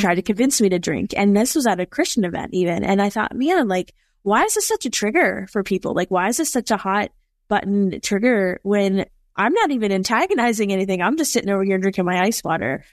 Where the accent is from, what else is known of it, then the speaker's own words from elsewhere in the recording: East Coast, United States; I'm from the East Coast